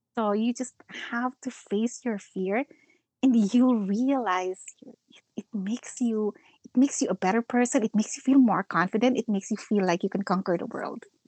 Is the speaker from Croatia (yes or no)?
no; Philippines; first language Filipino; English is a second language; moved away as an adult; now in United States; Philippines. So, uh, Filipino